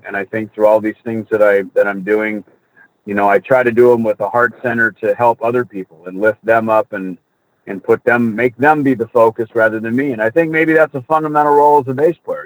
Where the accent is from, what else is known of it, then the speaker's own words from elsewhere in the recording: Jackson, Minnesota, United States; also born or lived in Hollywood; now in Scottsdale, United States; I grew up on a farm in Minnesota, Jackson, Minnesota